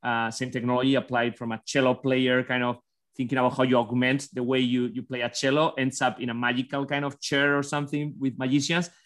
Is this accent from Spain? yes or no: yes; Basque Country, Spain; born or raised there; English is a second language; now in United States